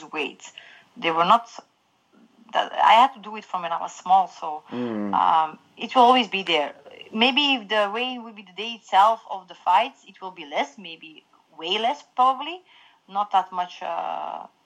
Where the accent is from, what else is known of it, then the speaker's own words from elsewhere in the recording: Belgium; I'm from Belgium